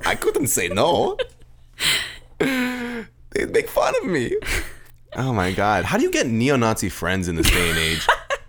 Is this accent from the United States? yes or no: no; Austria; I grew up in Austria, and I'm 100% against neo-Nazis.